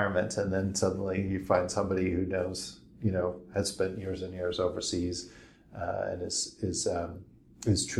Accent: United States; moved away as an adult; also born or lived in Hong Kong; now in Asia; I've lived overseas a long time, but I'm also an American

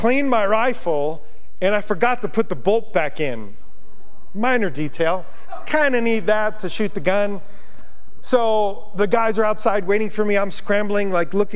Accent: Yonkers, New York, United States; moved away as an adult; now in Montana, United States; being from New York, I grew up in Yonkers. I grew up on pavement

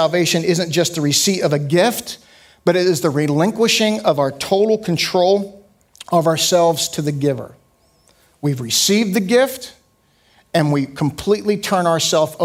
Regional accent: United States; as an American and as a Westerner

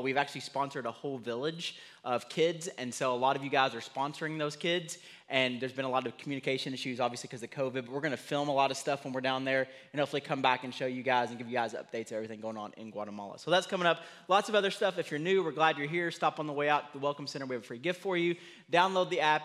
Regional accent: United States; I'm an American

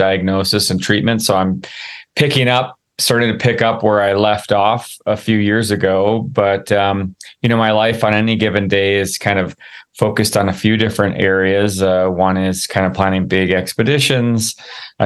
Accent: Midwest, United States; growing up in the Midwest

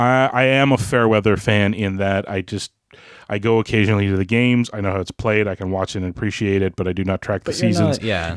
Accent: Canada; As a Canadian

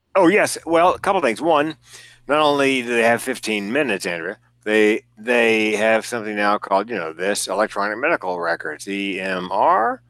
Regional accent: the South, United States; I'm from the South. I grew up there

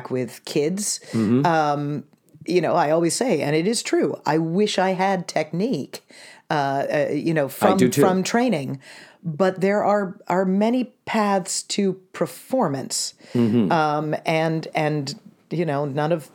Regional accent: Brevard County, Florida, United States; also born or lived in Portland, Maine / Orlando, Florida; we came to Central Florida when I was about two. So I grew up in Brevard County

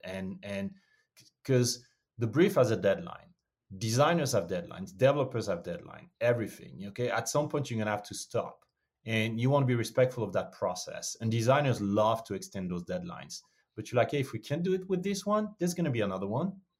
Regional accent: Montfermeil, Île-de-France, France; moved away; also born or lived in Martinique (parents); born and raised in Paris, France, or just outside of Paris, France, it's much easier to say Paris than Montfermeil

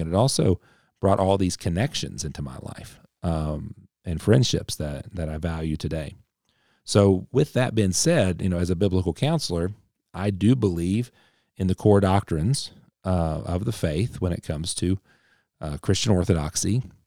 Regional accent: Appalachia, United States; I'm, I'm Appalachian. I'm very, very Appalachian. So, uh, through and through

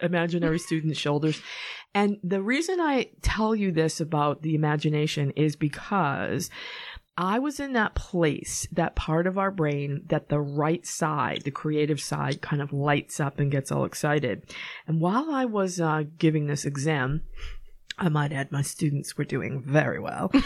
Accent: Norwood, Massachusetts, United States; moved away as an adult; also born or lived in California; I actually grew up in Norwood, and you can tell that I'm from Norwood because I say Norwood.

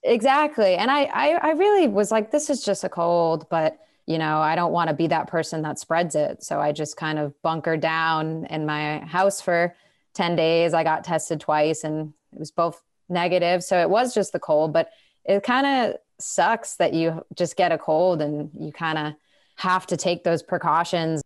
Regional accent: Massachusetts, United States; In, in my home state of Massachusetts, where I am right now

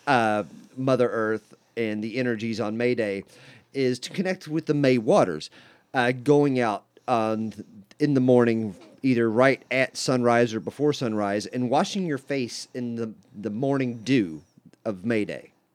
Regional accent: West Virginia, United States; I come from West Virginia, and it was very much a part of the Bible Belt

